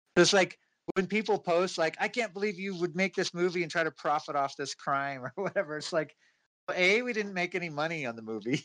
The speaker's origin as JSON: {"language": "English", "town": "Inglewood", "region": "California", "country": "United States", "tie": "born or raised there", "said": "I grew up in Inglewood"}